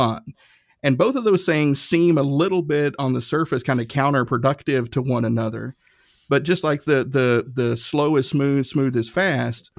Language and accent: English; Erwin, Tennessee, United States; my hometown, little town, Irwin, Tennessee